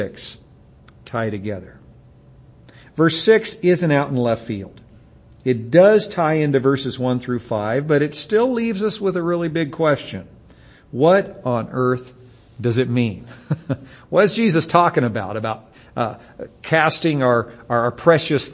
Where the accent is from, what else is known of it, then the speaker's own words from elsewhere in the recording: United States; we as English-speaking Americans